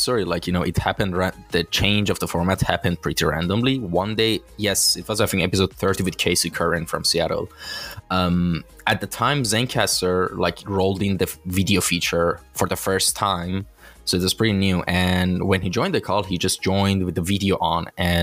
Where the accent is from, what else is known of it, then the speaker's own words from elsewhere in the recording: Iran; from my home country, I'm actually from Iran